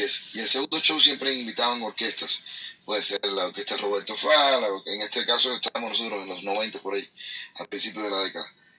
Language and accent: Spanish; Havana, Cuba; Yo soy vecino de por ahí, yo soy de Centro Habana, soy de ese barrio más o menos